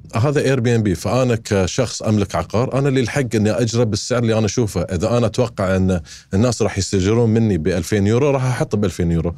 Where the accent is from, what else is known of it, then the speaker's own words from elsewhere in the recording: Qatar; أنا كقطري عايش في قطر